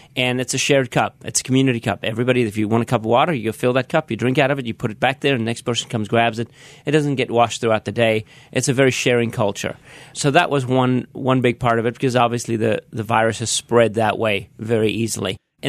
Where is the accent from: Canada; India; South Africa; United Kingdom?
South Africa; accent: South African; moved away; born and raised in South Africa.